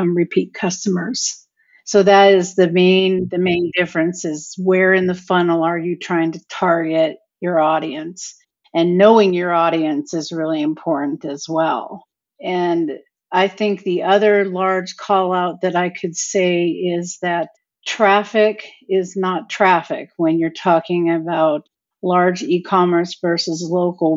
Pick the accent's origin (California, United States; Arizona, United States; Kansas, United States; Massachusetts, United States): Arizona, United States; Mesa; I'm from Mesa, Arizona